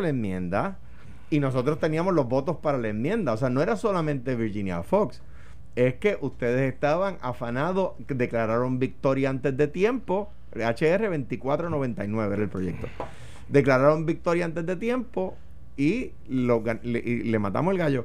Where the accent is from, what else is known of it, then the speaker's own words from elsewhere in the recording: Puerto Rico; los puertorriqueños